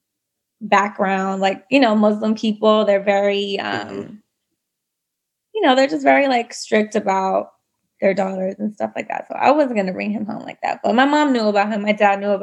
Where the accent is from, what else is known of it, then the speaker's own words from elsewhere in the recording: New York, United States; also born or lived in Dallas, Texas / Bangladesh (ancestry); My family is from Bangladesh, but I was born in Dallas and raised in New York